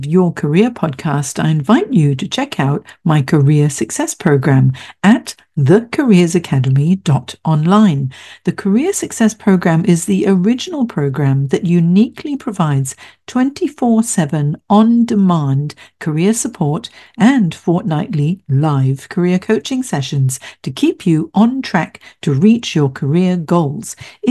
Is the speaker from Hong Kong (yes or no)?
yes; Hong Kong; also born or lived in San Francisco / London / Singapore; now in Sydney, Australia; I'm originally from Hong Kong, so I moved from Hong Kong to San Francisco, San Francisco to London, London to Singapore, Singapore to Sydney, then back to Singapore again, then back to Sydney.